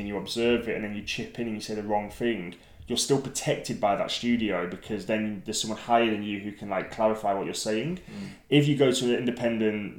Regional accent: Lake District, North West England, United Kingdom; I grew up in the Lake District

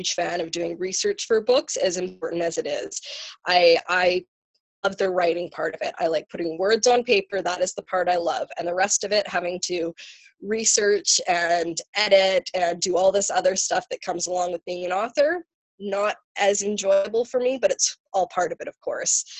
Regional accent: Vancouver, British Columbia, Canada; my hometown, Vancouver. I know Vancouver.

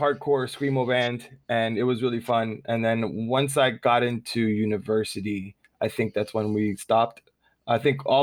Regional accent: Miami, Florida, United States; moved away as an adult; also born or lived in Dominican Republic; now in Japan; I was born in Dominican Republic. And then when I was like 7 years old, moved to Miami, Florida. There's a lot that I can say about me growing up in Miami

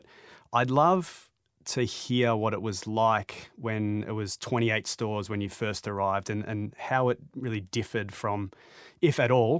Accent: Melbourne, Victoria, Australia; I'm from Melbourne, Australia

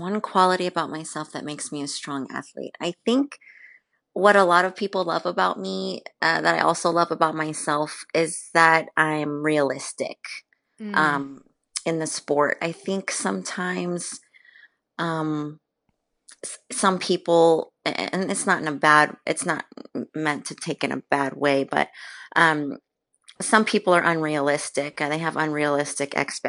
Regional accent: San Antonio, Texas, United States; I am from born and raised in San Antonio, and I have lived here my entire life.

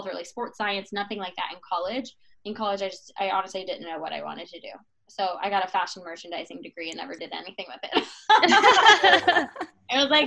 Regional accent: Atlanta, Georgia, United States; I am born and raised in Atlanta, Georgia. I'm still here

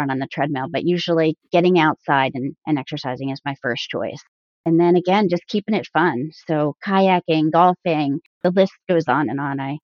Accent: New Jersey, United States; I've always born and raised in New Jersey

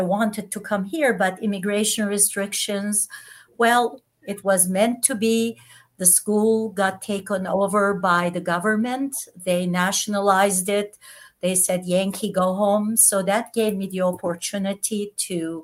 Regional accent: Istanbul, Turkey; English is a second language; moved away as an adult; also born or lived in Netherlands; now in United States; I was born in Istanbul, as you mentioned, of a Christian family and as Armenian

